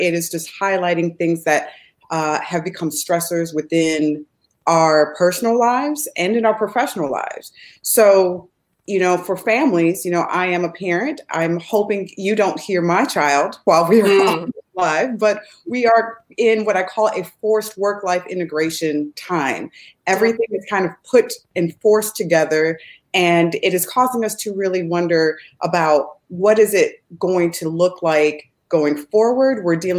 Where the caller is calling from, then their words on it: Chicago, Illinois, United States; And I am streaming from the Midwest of the United States, from Chicago.